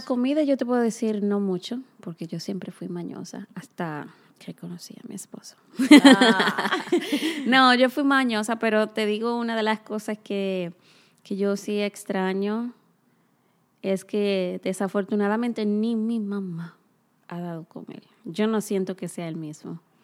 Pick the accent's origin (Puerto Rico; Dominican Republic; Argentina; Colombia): Dominican Republic; Cibao; moved away; nosotras ambas somos dominicanas. Sí. Casualmente de la misma ciudad.